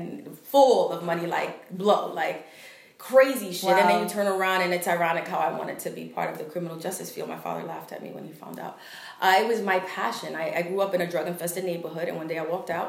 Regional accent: New York City, New York, United States; We're from Harlem

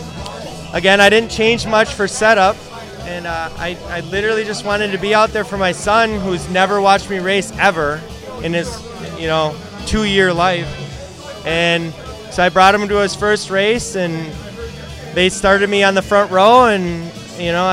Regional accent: Sussex, Wisconsin, United States; I'm from Sussex

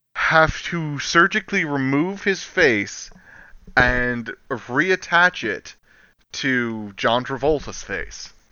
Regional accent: the South, United States; I'm from the South

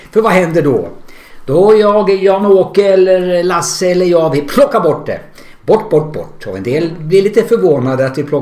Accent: Hudiksvall, Gävleborg County, Sweden; moved away as an adult; now in Västerås, Sweden; Jag är från Glada Hudik.

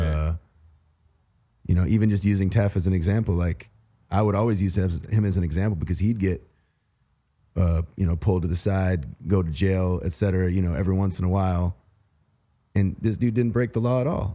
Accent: Wisconsin, United States; also born or lived in Saint Louis, Missouri / West Coast; now in Atlanta, United States; I grew up in Wisconsin

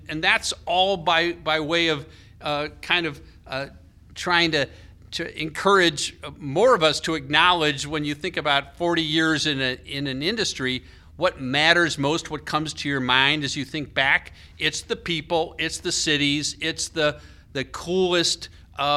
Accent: United States

